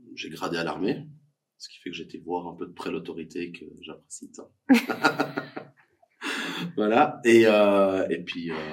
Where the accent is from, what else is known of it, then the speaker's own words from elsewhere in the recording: Fribourg, Switzerland; je suis fribourgeois